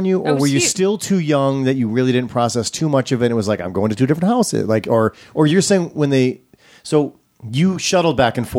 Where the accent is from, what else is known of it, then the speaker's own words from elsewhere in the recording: Wisconsin, United States; I'm from Wisconsin.